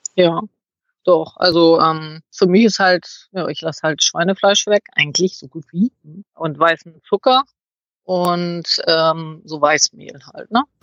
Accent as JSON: {"language": "German", "region": "Northern Germany", "country": "Germany", "moved": "yes", "said": "bei uns in Norddeutschland"}